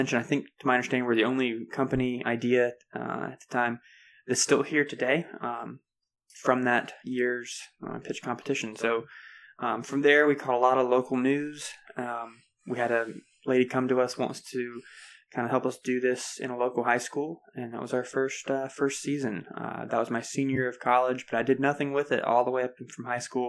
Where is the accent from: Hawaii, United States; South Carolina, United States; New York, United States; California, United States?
South Carolina, United States; York; I'm from York, South Carolina, just south of Charlotte, North Carolina here. I always had Charlotte in my backyard growing up